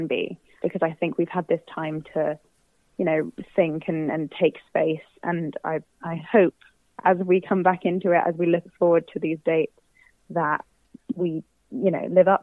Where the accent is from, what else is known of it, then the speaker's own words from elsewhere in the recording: Southampton, South East England, United Kingdom; moved away; I'm originally from Southampton